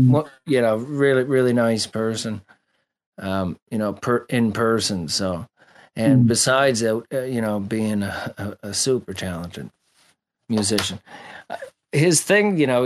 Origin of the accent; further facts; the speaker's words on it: Ireland; Yeah, I'm Irish too